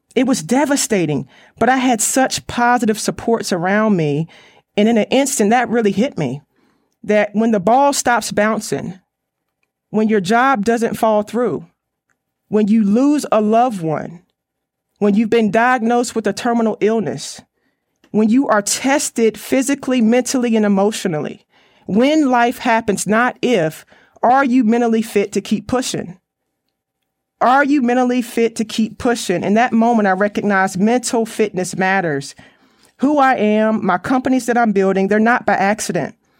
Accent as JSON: {"language": "English", "town": "Raleigh", "region": "North Carolina", "country": "United States", "said": "I'm from the Raleigh, North Carolina area"}